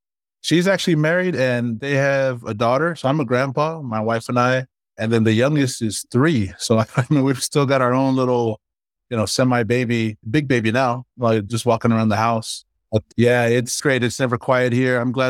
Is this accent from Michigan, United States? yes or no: no; Hawaii, United States; moved away as an adult; also born or lived in Los Angeles, United States; now in Orem, United States; I really enjoyed growing up in Hawaii and LA with my family. And when I left home to go to college, I came here to Utah, which is where I live now